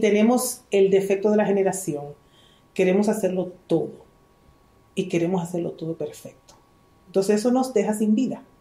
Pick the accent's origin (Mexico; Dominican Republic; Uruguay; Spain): Dominican Republic; also born or lived in Israel